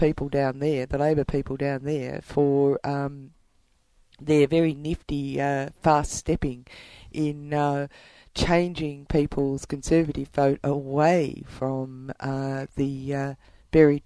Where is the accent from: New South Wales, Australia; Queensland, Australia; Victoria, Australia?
Victoria, Australia; Warrnambool; I was brought up in Warrnambool